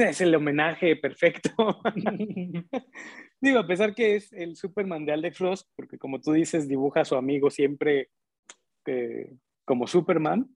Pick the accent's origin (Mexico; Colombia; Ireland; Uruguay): Mexico; crecimos en un México en el que pues, lo más chingón éramos nosotros